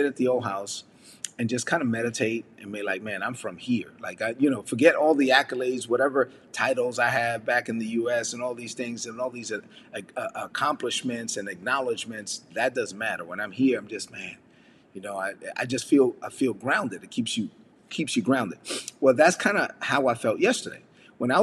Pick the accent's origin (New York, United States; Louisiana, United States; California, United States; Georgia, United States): New York, United States; New York City; moved away; I'm a son of immigrant parents from the Dominican Republic, born and raised in Brooklyn, New York